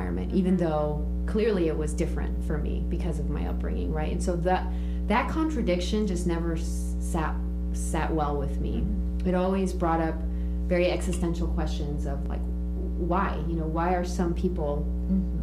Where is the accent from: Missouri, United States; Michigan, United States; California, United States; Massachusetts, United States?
California, United States; Orange County, Southern; being bicultural, bilingual, growing up in Orange County, Southern California